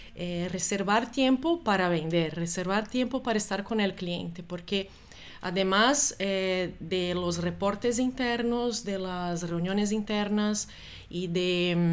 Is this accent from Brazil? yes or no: yes; Brazil; moved away as an adult; also born or lived in Germany / Italy; now in Spain; yo soy brasileña